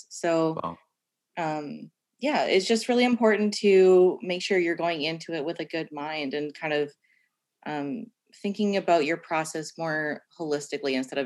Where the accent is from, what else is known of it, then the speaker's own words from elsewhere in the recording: Orillia, Ontario, Canada; moved away as an adult; now in Nova Scotia, Canada; I'm from Orillia, Ontario. So just a couple hours north of Toronto